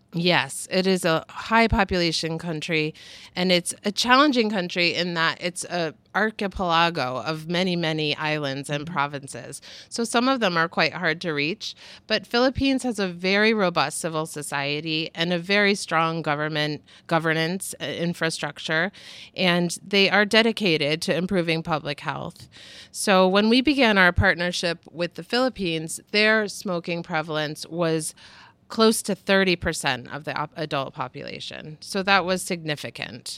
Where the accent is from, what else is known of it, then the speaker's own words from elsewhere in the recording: United States; as an American